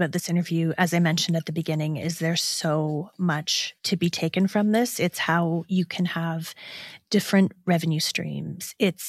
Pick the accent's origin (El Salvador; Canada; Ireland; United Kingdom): Canada; Ontario; I'm from Southwestern Ontario, so I actually know that's a place in Michigan.